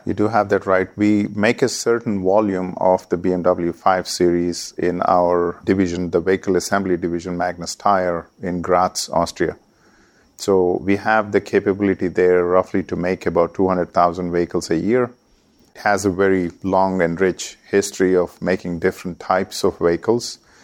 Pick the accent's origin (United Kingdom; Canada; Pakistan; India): India; moved away as an adult; also born or lived in Oklahoma, United States; I was coming from India